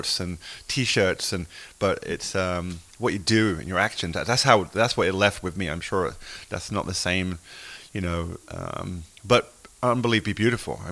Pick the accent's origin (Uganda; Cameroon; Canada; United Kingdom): United Kingdom; England; accent: English; moved away as an adult; also born or lived in United States; now in Nantucket, United States; I came to the US in 96, and so I feel like I'm half American now, you know, but I still, you know, from England.